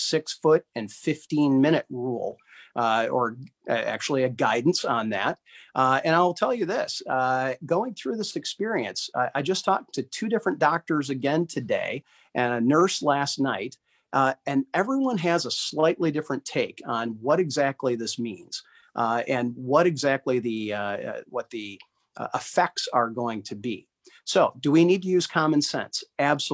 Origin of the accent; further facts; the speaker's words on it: West Michigan, United States; West Michigan is a very, very special place, and I've had an opportunity, the honor and privilege of living here my entire life